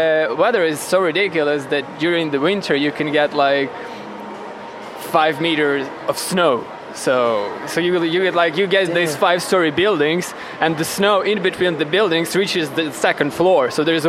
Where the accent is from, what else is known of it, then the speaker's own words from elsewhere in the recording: Russia; English is a second language; yeah, I grew up, I was born in Russia. My father was Russian, and my mother is Ukrainian.